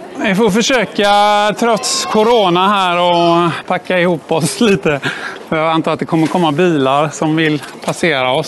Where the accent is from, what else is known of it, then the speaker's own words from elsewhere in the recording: Gothenburg, Västra Götaland, Sweden; jag är ju född och uppvuxen här i Göteborg